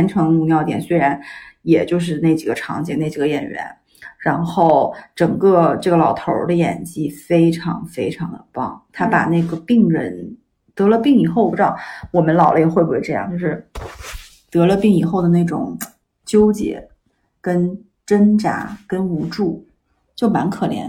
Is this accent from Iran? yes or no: yes; Iran; 我在伊朗长大，